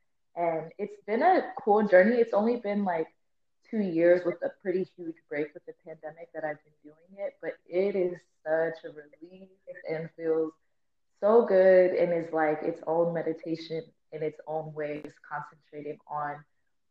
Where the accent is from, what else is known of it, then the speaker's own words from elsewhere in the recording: Phoenix, Arizona, United States; But I'm actually born and raised in Arizona, born and raised West Phoenix, like Avondale area.